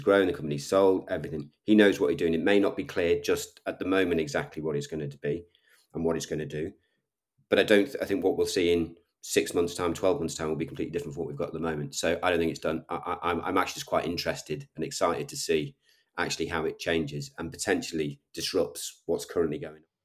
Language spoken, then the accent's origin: English; Liverpool, North West England, United Kingdom; I'm a Scouser. I'm from Liverpool.